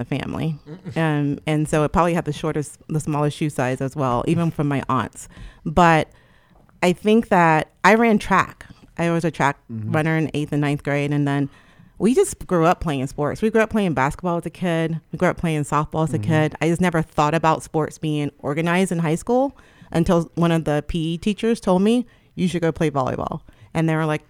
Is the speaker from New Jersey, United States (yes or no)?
yes; Trenton, New Jersey, United States